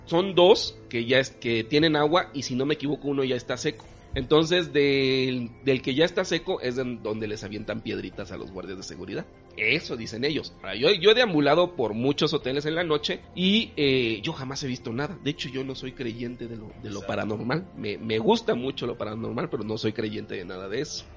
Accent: Campeche, Mexico; yo que soy de Campeche

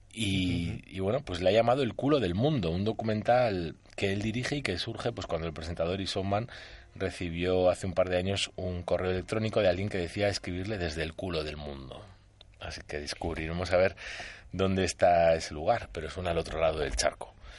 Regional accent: Basque Country, Spain; como vasco que soy

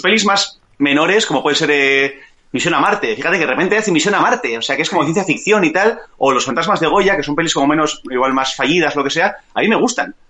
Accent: Bilbao, Basque Country, Spain; yo soy de Zabalburu

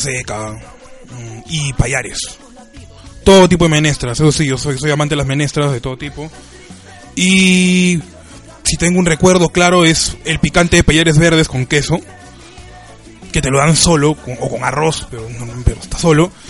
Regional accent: Argentina; moved away; por costumbre argentina. Yo soy de cocinar bastante

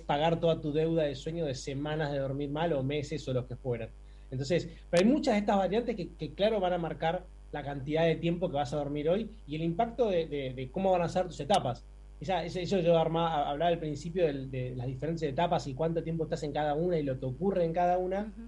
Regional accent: Buenos Aires, Argentina; nací y criado en Buenos Aires

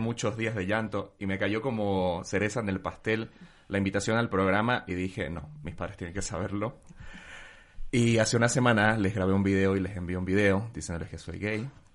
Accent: Bolivia; moved away; desde que me fui de Bolivia

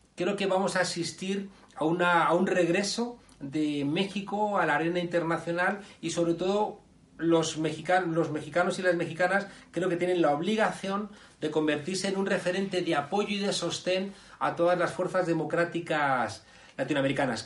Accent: Spain; nuestro país

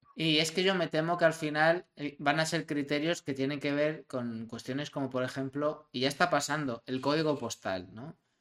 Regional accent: Madrid, Community of Madrid, Spain; de donde yo vengo, de un barrio muy humilde de Madrid. Si yo mañana veo a mis vecinos de Orcasietas

